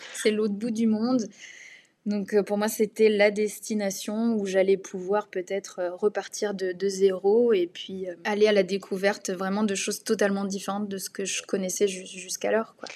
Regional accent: Essonne, Île-de-France, France; ville du 91 où j'ai grandi dans une maison, dans un petit pavillon de banlieue

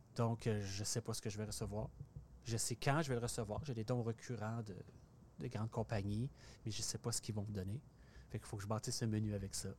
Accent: Port-Cartier, Quebec, Canada; moved away; also born or lived in Montreal; à Port-Cartier, euh, ma, côte nord natale

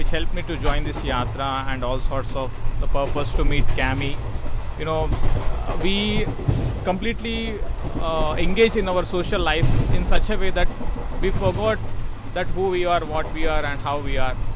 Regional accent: Hyderabad, Telangana, India; Uh, I'm from Hyderabad.

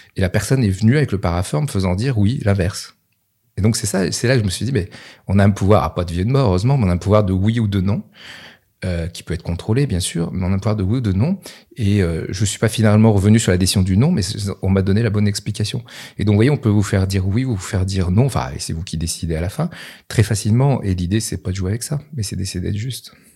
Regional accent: Nevers, Bourgogne-Franche-Comté, France; j'étais de Nevers

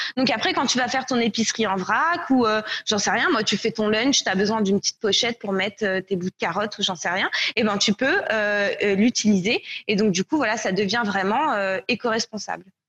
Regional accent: France; moved away as an adult; also born or lived in Canada / Nicaragua; je suis française, mais de retour en France seulement depuis euh, un peu plus d'un an et demi maintenant. Euh, j'ai vécu au Canada en fait, où j'ai déménagé en 2013 pour étudier au HEC

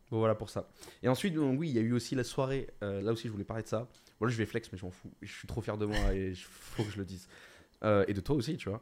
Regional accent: Bordeaux, Nouvelle-Aquitaine, France; en tant que Bordelais

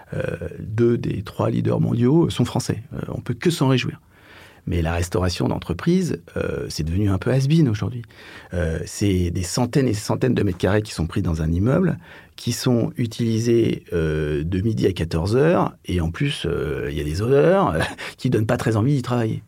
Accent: Paris, Île-de-France, France; also born or lived in London; Euh, je suis parisien. Euh, et donc, euh, bah, j'ai passé quasiment toute ma, vie à Paname.

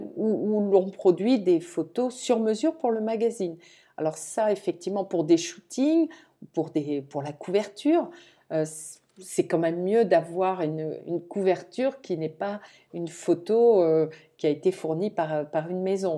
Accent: Toulouse, Occitania, France; moved away; je viens de Toulouse

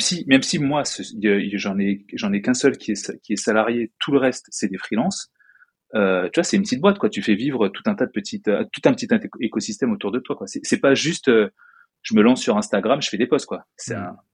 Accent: France; accent: French; moved away; je suis français

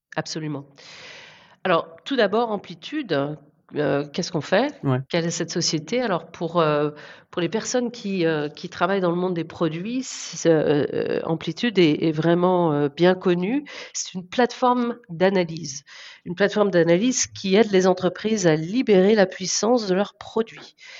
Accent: Guérande area, South Brittany, France; moved away as an adult; also born or lived in Paris, France / Canada / Australia / Singapore; now in San Francisco Bay Area, United States; je suis originaire de Sud-Bretagne, dans la région guérandaise. C'est là que je suis née

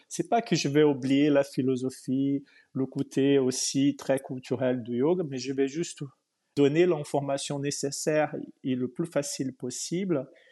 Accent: Brazil; moved away as an adult; also born or lived in Portugal; je suis né au Brésil il y a très très longtemps

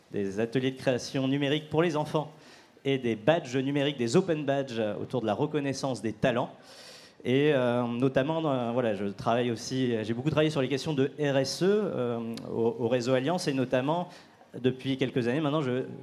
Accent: Lille, Hauts-de-France, France; que je viens euh, de Lille

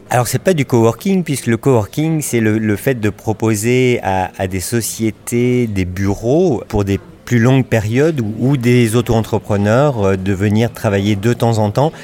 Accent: Lyon, Auvergne-Rhône-Alpes, France; also born or lived in Paris; now in Bordeaux, France; je suis originaire de Lyon, donc de province

